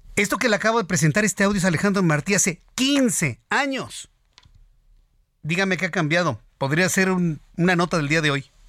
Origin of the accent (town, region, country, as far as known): Mexico